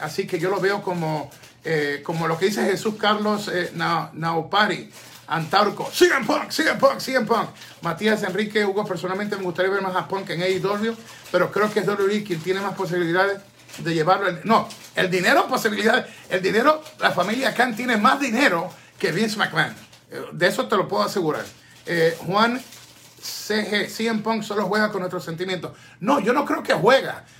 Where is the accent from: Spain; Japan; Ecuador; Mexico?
Ecuador; es mi tierra